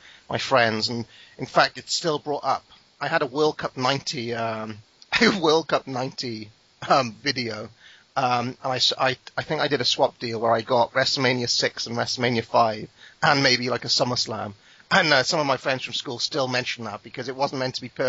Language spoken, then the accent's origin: English; Wales, United Kingdom; I'm not English